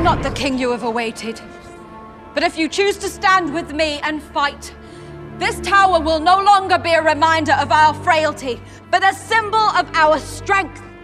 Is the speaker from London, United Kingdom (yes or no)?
yes; London, United Kingdom; also born or lived in Iran; I was born in Iran twenty days when, uh, uh, after the revolution, my parents had to escape. They were, um, political refugees opposed the Islamic Republic. Um, and I grew up in London